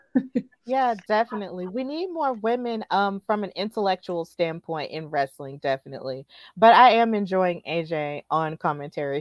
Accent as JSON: {"language": "English", "town": "Birmingham", "region": "Alabama", "country": "United States", "tie": "born or raised there", "also_born_or_lived": "New York", "said": "here in Birmingham in my hometown"}